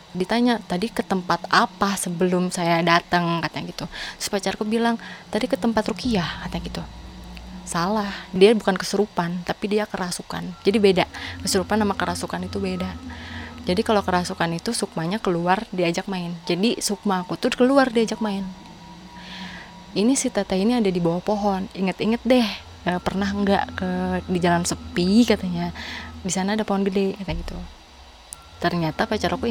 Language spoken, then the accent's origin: Indonesian; Sumedang, West Java, Indonesia; dibawa ke Sumedang karena aku kan orang Sumedang asli dibawa ke Sumedang ke leluhur